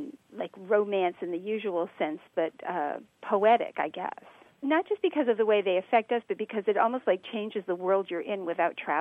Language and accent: English; Connecticut, United States; now in San Diego, United States; I'm from Connecticut